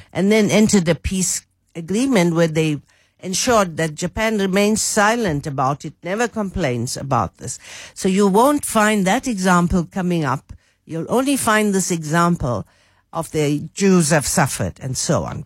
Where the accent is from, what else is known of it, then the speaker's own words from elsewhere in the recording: Durban, KwaZulu-Natal, South Africa; moved away as an adult; I grew up in Durban